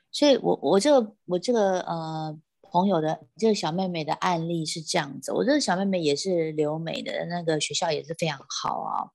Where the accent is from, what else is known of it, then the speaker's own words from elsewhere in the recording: Taiwan; 我们台湾人的这个 speaking English 一定是，有时候就是比较有我们的台式口的音